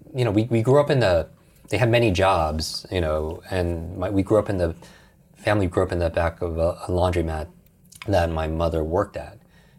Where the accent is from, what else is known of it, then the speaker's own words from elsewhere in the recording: Westchester, New York, United States; So I grew up outside New York City in Westchester, New York, which is the home of the X-Men